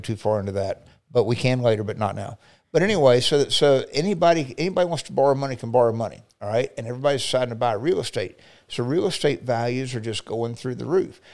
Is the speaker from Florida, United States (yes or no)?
yes; Highland City, Florida, United States; I grew up in South Lake on Highland City area